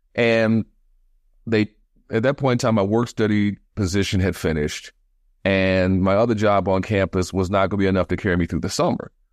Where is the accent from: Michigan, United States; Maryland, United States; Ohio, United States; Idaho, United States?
Michigan, United States; Detroit; moved away as an adult; now in Washington, D.C., United States; being born and raised in Detroit. I grew up in Detroit in the seventies and eighties.